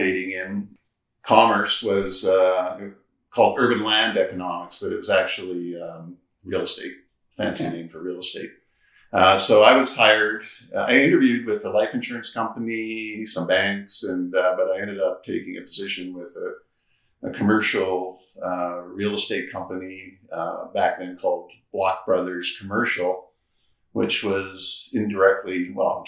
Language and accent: English; Chemainus, British Columbia, Canada; now in Vancouver, Canada; I grew up on Vancouver Island in a little town called Chemainus, which is on the east coast of Vancouver Island.